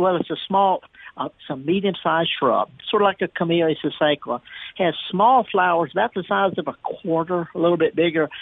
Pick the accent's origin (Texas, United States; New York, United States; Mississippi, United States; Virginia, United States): Mississippi, United States; the Mississippi Delta, United States; also born or lived in Jackson, Mississippi; I was raised in the Delta in the summer, staring at water